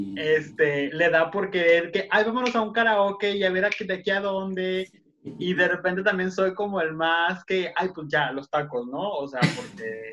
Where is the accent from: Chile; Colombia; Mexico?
Mexico; Tijuana, Baja California; Somos de acá, de Tijuana. Estamos muy al norte.